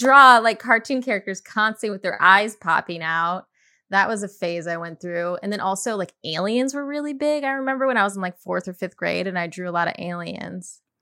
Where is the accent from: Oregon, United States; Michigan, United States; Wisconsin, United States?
Michigan, United States; Chelsea; moved away as an adult; also born or lived in Boston / Detroit; now in Los Angeles, United States; I'm at, right outside Ann Arbor, I'm from Chelsea, it's a small town.